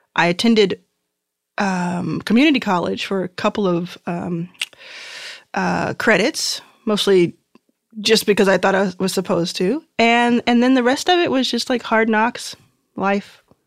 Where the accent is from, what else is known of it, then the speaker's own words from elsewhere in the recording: Dallas, Texas, United States; also born or lived in Mississippi / Houston, Texas; I grew up in Dallas. Uh, born in Mississippi, grew up in Dallas, and then, and then found my way to Houston, where my mom was living